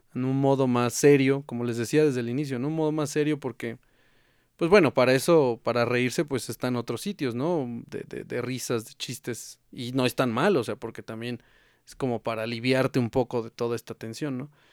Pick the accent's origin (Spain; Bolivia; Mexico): Mexico; como mexicanos, pues nunca nos hemos dejado vencer